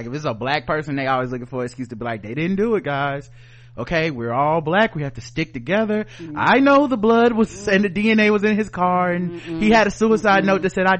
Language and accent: English; Philadelphia, Pennsylvania, United States; I might get some cheese and a steak because I'm from Philly.